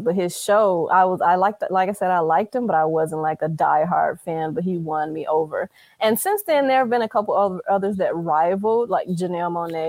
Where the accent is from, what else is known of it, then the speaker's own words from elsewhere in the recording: Gary, Indiana, United States; Well, initially growing up in Gary, we lived in, I started in Tarrytown.